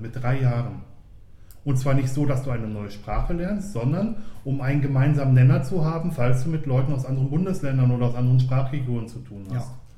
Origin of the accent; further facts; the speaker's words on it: Ruhr area, North Rhine-Westphalia, Germany; moved away as an adult; now in Switzerland; Ich komme aus dem Ruhrgebiet